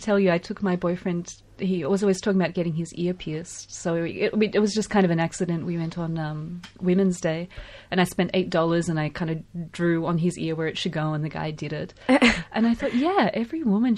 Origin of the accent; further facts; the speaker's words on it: Ukraine; also born or lived in Sarajevo, Bosnia and Herzegovina; now in Melbourne, Australia; growing up in Ukraine, it was always a huge day when I was a kid